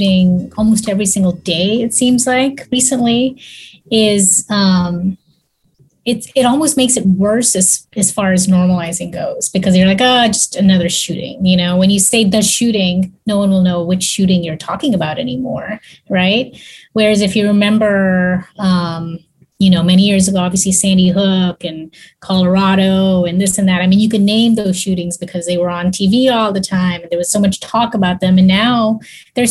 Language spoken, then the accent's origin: English; Kenya; also born or lived in Texas; now in Houston, United States; I grew up in Africa actually, and I go back to Africa often.